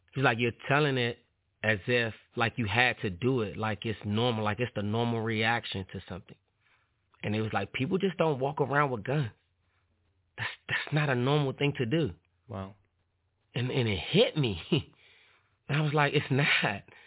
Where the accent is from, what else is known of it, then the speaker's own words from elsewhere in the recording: Washington, District of Columbia, United States; growing up in Washington, D.C., neighborhood, it was called Paradise